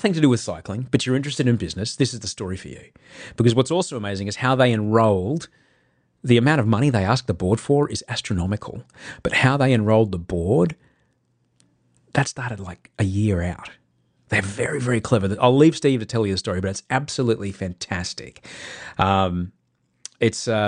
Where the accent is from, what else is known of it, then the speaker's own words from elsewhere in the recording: Brisbane, Queensland, Australia; It's my hometown